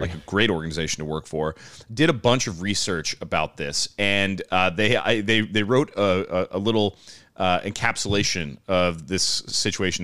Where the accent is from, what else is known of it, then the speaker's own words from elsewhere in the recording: United States; we as Americans